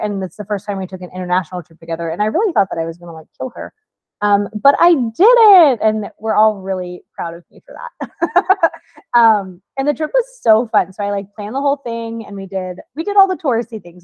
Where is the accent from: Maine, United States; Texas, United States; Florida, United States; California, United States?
Florida, United States; moved away; I'm also from Florida